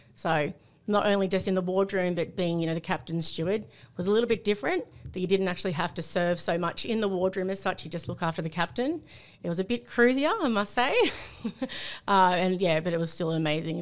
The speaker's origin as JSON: {"language": "English", "town": "Sydney", "region": "New South Wales", "country": "Australia", "tie": "born or raised there", "also_born_or_lived": "North Coast, New South Wales", "said": "growing up in Sydney"}